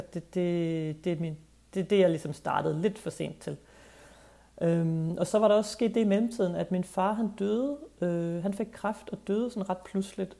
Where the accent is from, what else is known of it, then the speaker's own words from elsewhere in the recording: Skive, Central Denmark Region, Denmark; moved away as an adult; also born or lived in Copenhagen; jeg kommer fra Jylland. Jeg er vokset op i Skive